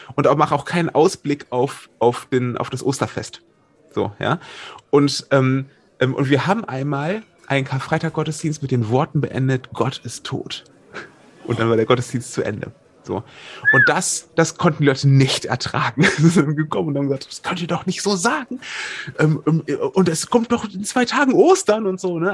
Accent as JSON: {"language": "German", "town": "Wuppertal", "region": "North Rhine-Westphalia", "country": "Germany", "said": "ich komme aus Wuppertal"}